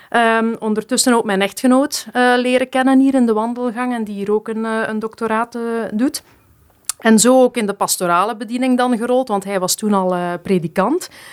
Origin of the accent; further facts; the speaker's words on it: Geraardsbergen, Flanders, Belgium; also born or lived in Bernkastel, Germany; toen ik vier was, ben ik dan naar België verhuisd, naar Gerasbergen, opgegroeid in de Vlaamse Ardennen